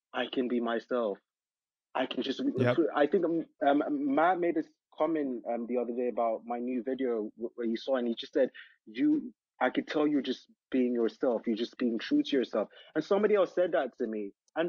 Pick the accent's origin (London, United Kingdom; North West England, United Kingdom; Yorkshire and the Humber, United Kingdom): London, United Kingdom; born there; also born or lived in Nigeria; I'm African. My parents are African. I was born in London, but I lived in Nigeria for a while.